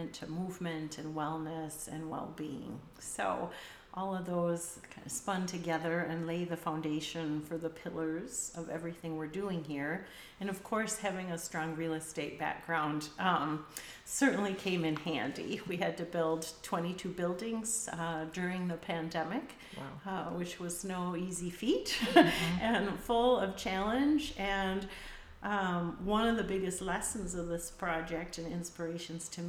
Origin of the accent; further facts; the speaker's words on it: Michigan, United States; now in Minneapolis, United States; I grew up in Michigan, so I'm a Great Lakes girl by nature